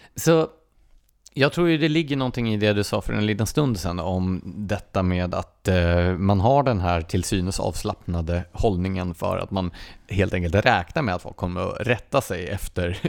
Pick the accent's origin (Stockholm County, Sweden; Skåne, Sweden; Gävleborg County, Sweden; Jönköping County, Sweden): Gävleborg County, Sweden; Gävle; Jag är född och uppvuxen i Gävle